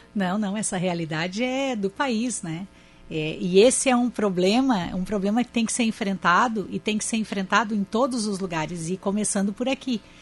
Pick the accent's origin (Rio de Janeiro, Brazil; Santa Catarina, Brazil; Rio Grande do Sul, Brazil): Santa Catarina, Brazil; Criciúma; eu sou de Criciúma, bem distante da, de Florianópolis